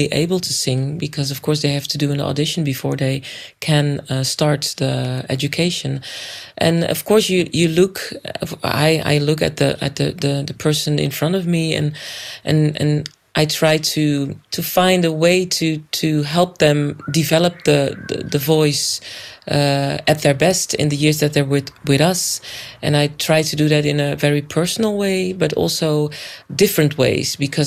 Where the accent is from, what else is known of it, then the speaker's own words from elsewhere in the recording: Rotterdam, South Holland, Netherlands; also born or lived in Suriname; I was born in Rotterdam, and my parents are from Suriname. So I'm also from Suriname, only born in Holland.